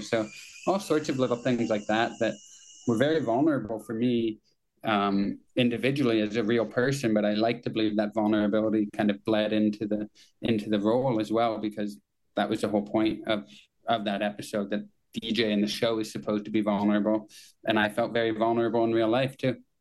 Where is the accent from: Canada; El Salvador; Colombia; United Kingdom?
Canada; Kitchener, Ontario; I worked in one when I was in high school in Kitchener, my hometown